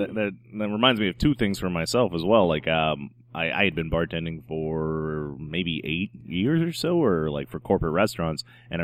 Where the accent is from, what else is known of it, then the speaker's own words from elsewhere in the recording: North Carolina, United States; moved away as an adult; now in New Orleans, United States; I'm from North Carolina originally